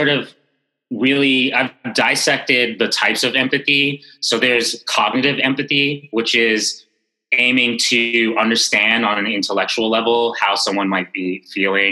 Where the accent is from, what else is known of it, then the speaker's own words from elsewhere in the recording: New York City, New York, United States; growing up in Bed-Stuy in the 80s and 90s